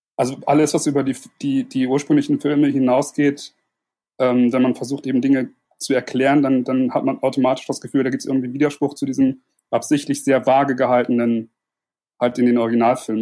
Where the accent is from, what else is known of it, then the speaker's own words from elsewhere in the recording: Germany; komme aus der Nähe von Bremen.